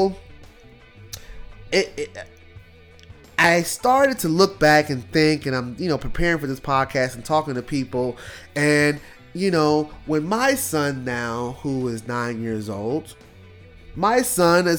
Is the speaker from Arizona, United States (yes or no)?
no; New York City, New York, United States; moved away; growing up in New York, you know, we couldn't go outside and play. Like, in Brooklyn